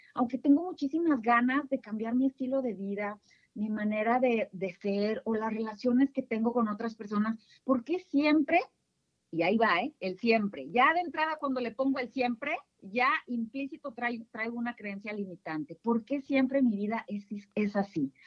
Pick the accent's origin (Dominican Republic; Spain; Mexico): Mexico; northern Mexico; accent: northern; yo soy del norte, seguramente lo van a notar por mi timbre de voz.